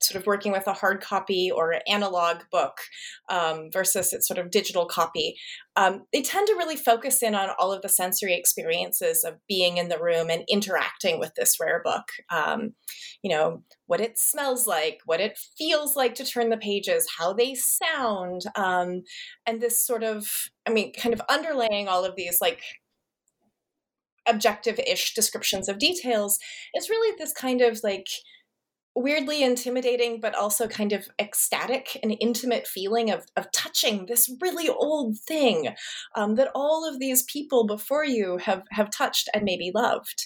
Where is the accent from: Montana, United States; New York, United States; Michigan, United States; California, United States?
Montana, United States; born or raised there